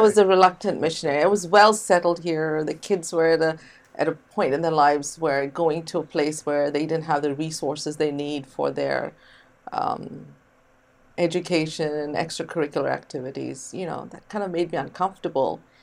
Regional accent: India; moved away as an adult; now in United States; and then I grew up in India, very bicultural

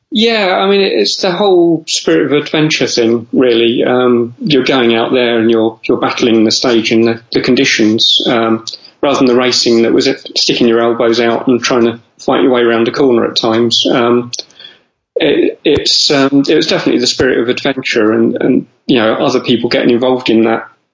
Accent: London, United Kingdom; I grew up in North London

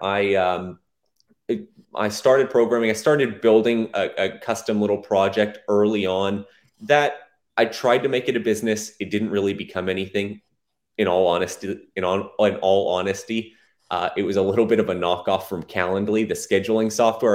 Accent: Plano, Texas, United States; also born or lived in Allen, Texas; in a city called Plano, big city. Um, that's where I s, grew up most of my life

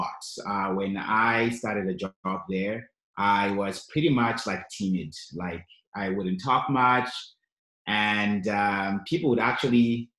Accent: Zimbabwe; also born or lived in Canada; now in Yellowknife, Canada; I moved to Canada in 2001 with my family. And of course, we're from Zimbabwe, both of us.

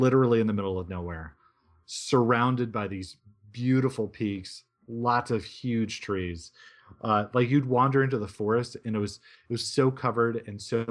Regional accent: Reno, Nevada, United States; moved away; also born or lived in Arizona; I grew up in Reno and in the Tahoe Mountains

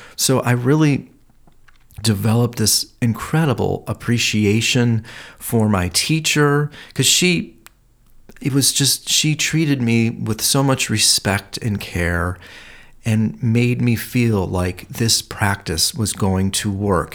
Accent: Cleveland, Ohio, United States; moved away as an adult; now in Los Angeles, United States; growing up in Cleveland, uh, there was a lot of history of health and disease there

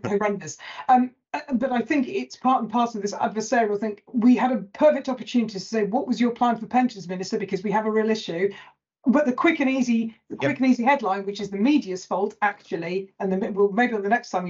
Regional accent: Lake District, North West England, United Kingdom; I'm from the Lake District. So we're even further north than Manchester.

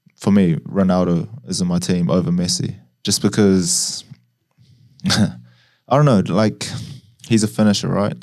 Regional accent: New Zealand; I was growing up in New Zealand

